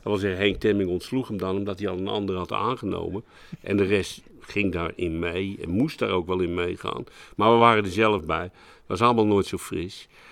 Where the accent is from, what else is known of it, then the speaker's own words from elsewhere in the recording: Utrecht, Netherlands; ik ben Utrechter, geen Amsterdam